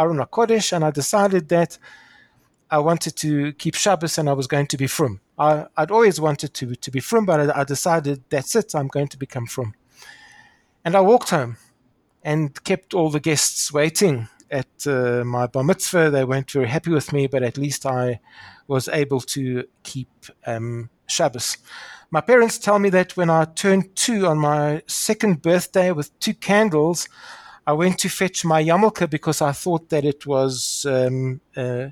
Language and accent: English; Pretoria, Gauteng, South Africa; accent: somewhere between Australian and British; I'm a South African, in case you're wondering where my strange accent, somewhere between a bad Australian accent and an even worse British accent, comes from. I was born in Pretoria. I went to school in Pretoria.